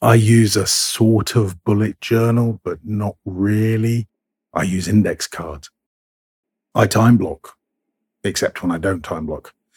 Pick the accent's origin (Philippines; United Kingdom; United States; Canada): United Kingdom; I'm British